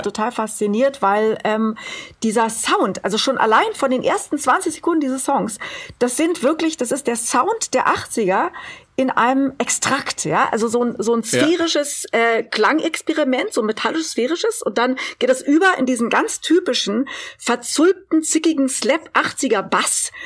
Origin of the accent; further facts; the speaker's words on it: Berlin, Germany; ich komme aus Berlin